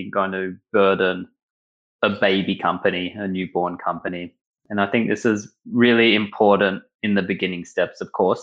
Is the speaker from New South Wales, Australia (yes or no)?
no; Melbourne, Victoria, Australia; moved away as an adult; now in Berlin, Germany; I grew up in Melbourne in Australia, grew up in a Jewish community